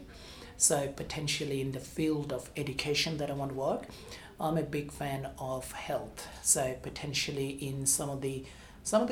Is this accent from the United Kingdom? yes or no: no; Bangladesh; now in Australia; I was born in Bangladesh